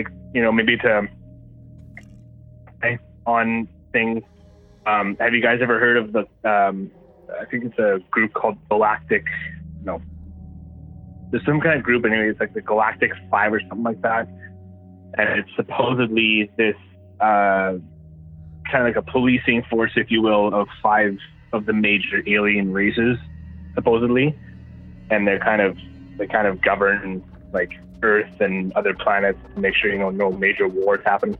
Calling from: Manitoba, Canada; from Manitoba again.

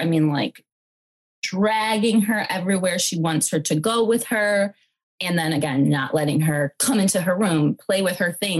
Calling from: Detroit, Michigan, United States; I'm calling in from Detroit.

